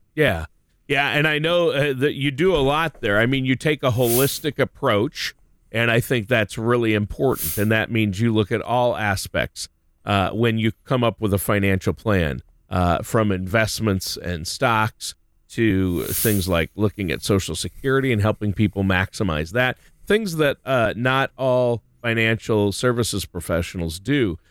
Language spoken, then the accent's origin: English; Minnesota, United States; moved away; also born or lived in Ohio; here in Ohio, back in my home state of Minnesota